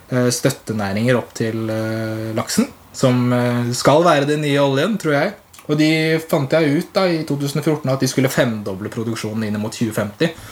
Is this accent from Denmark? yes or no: no; Tønsberg, Vestfold, Norway; moved away as an adult; also born or lived in Frøya; Jeg er jo opprinnelig fra Tønsberg. Så der jeg bodde før jeg flytta til eh, Frøya.